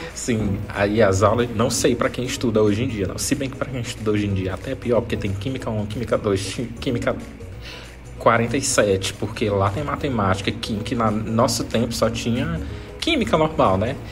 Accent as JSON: {"language": "Portuguese", "region": "Maranhão", "country": "Brazil", "said": "eu sou do Maranhão"}